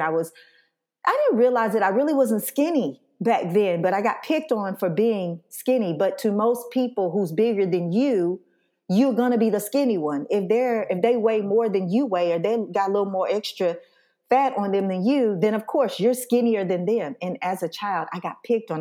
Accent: Scottsboro, Alabama, United States; Scottsboro, Alabama, my hometown

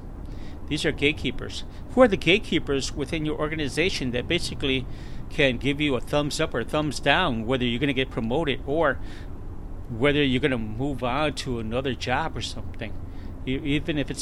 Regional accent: Chicago, Illinois, United States; moved away as an adult; now in San Antonio, United States; the beautiful, lovely city of Chicago, which I was born and raised

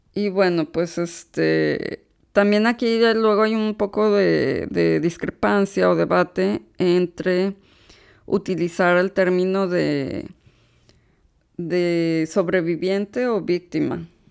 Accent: Monterrey, Nuevo León, Mexico; now in United States; Yo soy originaria de Monterrey, Nuevo León, aunque actualmente radico en los Estados Unidos

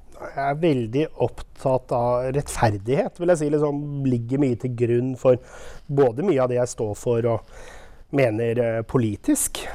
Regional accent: Våler, Østfold, Norway; also born or lived in Sarpsborg / Rygge / Moss / Oslo; now in Jeløya, Norway; født i Sarpsborg, eh, oppvokst i Våler

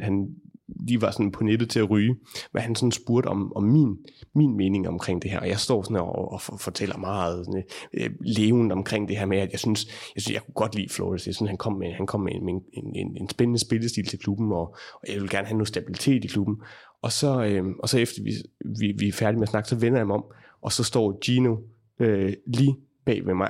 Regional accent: Denmark; som dansker, mens jeg arbejder derovre

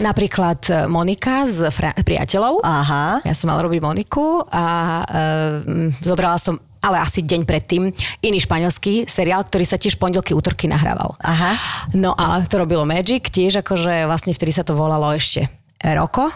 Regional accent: Slovakia; My sme akože Slováci

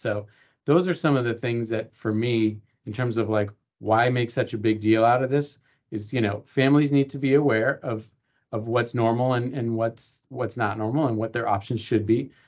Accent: East Coast, United States; moved away as an adult; also born or lived in Los Angeles, California; I grew up on the East Coast, but I decided to go to college out west

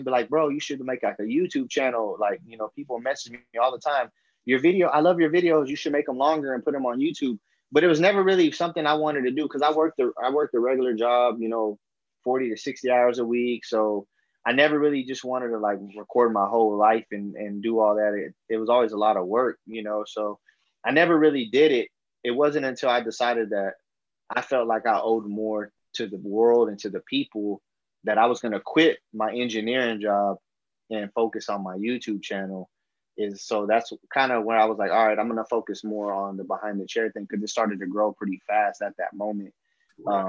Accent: Fort Worth, Texas, United States; I'm from Fort Worth, Texas

